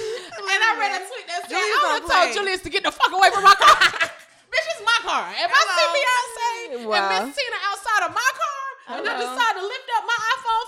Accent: North Carolina, United States; I'm from North Carolina. And it was very racist when the last time I checked.

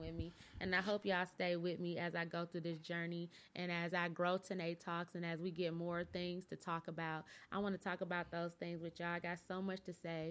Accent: Flint, Michigan, United States; now in Dallas, United States; So I'm from Michigan. I'm from a General Motors state

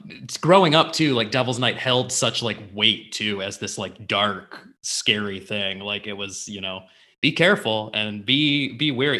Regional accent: Livonia, Michigan, United States; I grew up in Livonia

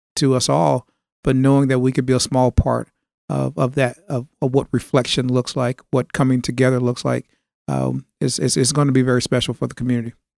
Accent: Bolivar, Tennessee, United States; moved away as an adult; now in Memphis, United States; I'm from West Tennessee. I grew up in a a small town, uh, Hardman County, Bolivar, Tennessee

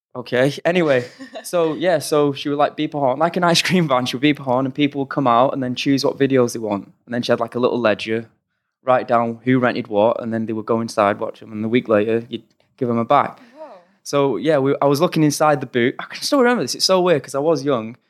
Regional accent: Oldham, North West England, United Kingdom; we grew up in Oldham in Manchester, on the outskirts of Manchester

